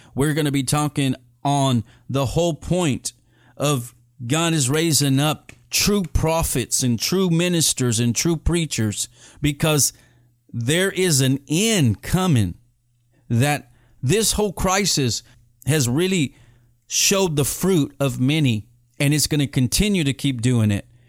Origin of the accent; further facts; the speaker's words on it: Edinburg, Texas, United States; That's where I'm from. I'm from Edinburgh, Texas